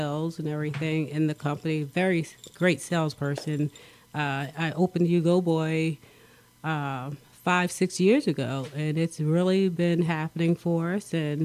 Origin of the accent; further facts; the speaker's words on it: Philadelphia, Pennsylvania, United States; moved away as an adult; also born or lived in Prescott, Arizona; now in Arizona, United States; I'm from Philadelphia, PA